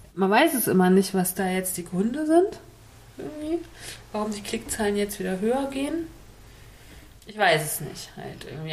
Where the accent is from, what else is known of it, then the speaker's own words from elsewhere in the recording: Mecklenburg-Vorpommern, Germany; ich so als Mecklenburgerin